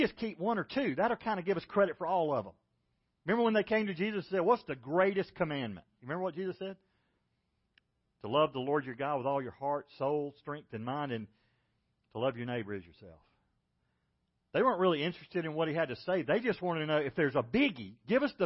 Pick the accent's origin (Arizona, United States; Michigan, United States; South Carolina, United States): South Carolina, United States; I was from South Carolina